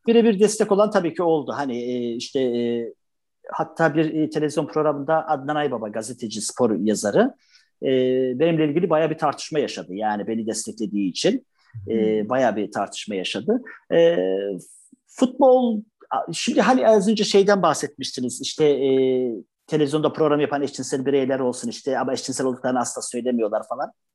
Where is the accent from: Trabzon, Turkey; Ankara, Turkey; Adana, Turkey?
Trabzon, Turkey